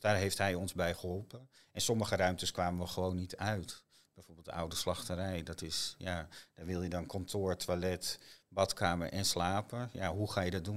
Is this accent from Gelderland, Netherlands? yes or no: no; IJmuiden, North Holland, Netherlands; moved away as an adult; also born or lived in Zandvoort; now in Nuth, Netherlands; Ik ben eh, geboren en getogen in Amuiden